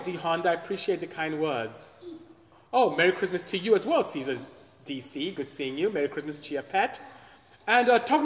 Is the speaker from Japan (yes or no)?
no; Nigeria; moved away as an adult; now in United States; I am from Nigeria, came here as a student, two suitcases in the late 80s, 89 to be exact